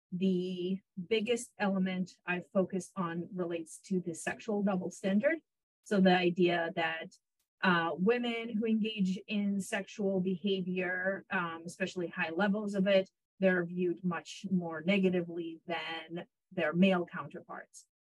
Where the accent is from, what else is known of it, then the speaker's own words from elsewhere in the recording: Israel; moved away as an adult; also born or lived in Ukraine / Illinois / New Mexico; now in Corpus Christi, United States; I was born in Ukraine and grew up in Israel and came to the United States for my college degree